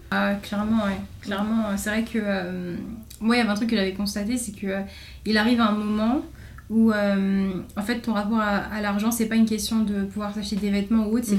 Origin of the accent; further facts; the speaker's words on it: Chevilly-Larue, Île-de-France, France; je viens de, de Cheville-la-Rue, du coup, dans Val-de-Marne. Mm-hmm. j'ai fait toute ma primaire et mon collège là-bas.